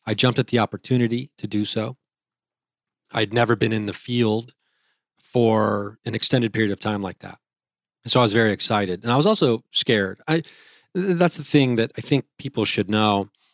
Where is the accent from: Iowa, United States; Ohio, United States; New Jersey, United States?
Ohio, United States; Dayton; I'm a comedian from Dayton, Ohio